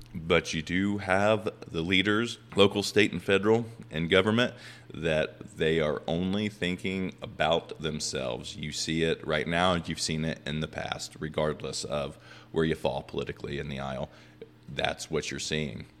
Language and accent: English; Indiana, United States; I'm from Indiana